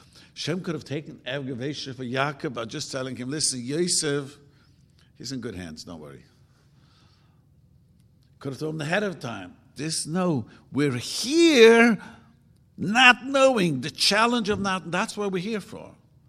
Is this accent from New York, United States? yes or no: yes; Williamsburg, New York, United States; I grew up in Williamsburg, and we used to fight with the Puerto Ricans.